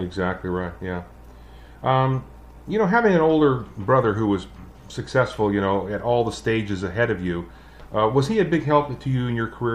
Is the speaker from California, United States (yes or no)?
yes; Sacramento, California, United States; my hometown of Sacramento, California